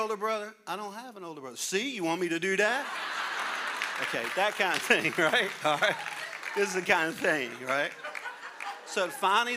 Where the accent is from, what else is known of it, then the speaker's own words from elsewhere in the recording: Louisiana, United States; I'm a Cajun from Louisiana.